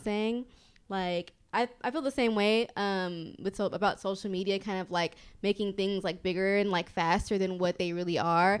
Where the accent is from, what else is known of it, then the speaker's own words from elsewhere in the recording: Kenya; also born or lived in Houston; now in New York City, United States; I'm from Kenya